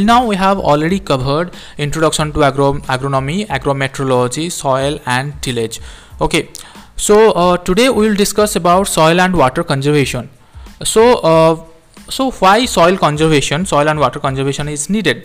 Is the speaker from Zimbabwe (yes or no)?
no; India; from India.